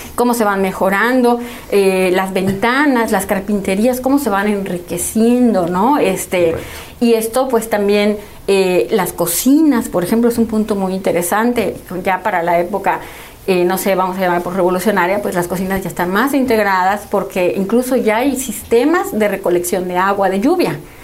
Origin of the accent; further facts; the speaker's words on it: Mexico; ya todos somos mexicanos